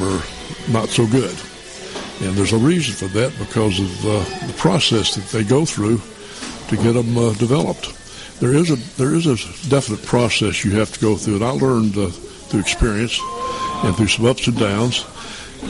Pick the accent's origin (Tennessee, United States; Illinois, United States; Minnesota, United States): Tennessee, United States; Knoxville; I was born and raised in East Tennessee, Knoxville